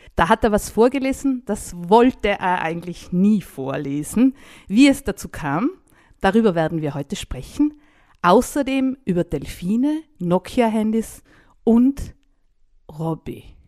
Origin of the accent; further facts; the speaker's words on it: Tyrol, Austria; Bei uns in Tirol